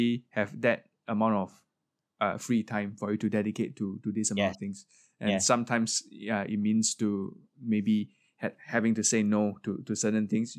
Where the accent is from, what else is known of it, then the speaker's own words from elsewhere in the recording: Singapore; Singaporean in SSO, of course we're all very proud of you and I think you are a great representative for us as Singaporean musicians to be in orchestra.